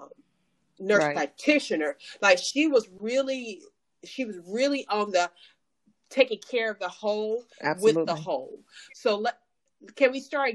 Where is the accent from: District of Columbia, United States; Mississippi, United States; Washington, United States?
Mississippi, United States; I'm from that deep South, Mississippi